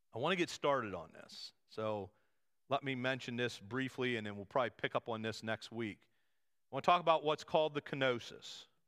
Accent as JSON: {"language": "English", "country": "United States"}